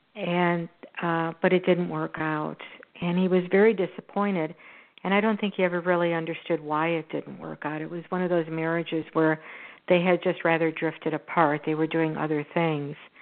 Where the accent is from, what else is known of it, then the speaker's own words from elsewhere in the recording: Houston, Texas, United States; this is in my hometown. It's in Houston